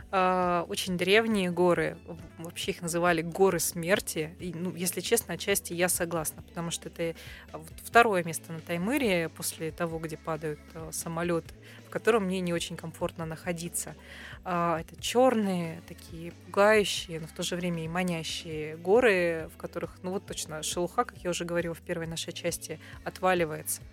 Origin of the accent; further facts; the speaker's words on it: Irkutsk, Irkutsk Oblast, Russia; этнически я из Иркутска Московской области, поэтому я видела, как там все развивалось